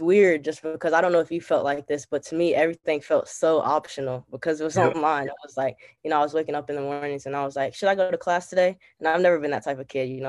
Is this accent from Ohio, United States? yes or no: yes; Cincinnati, Ohio, United States; moved away as an adult; now in Washington, D.C., United States; I'm from Cincinnati, Ohio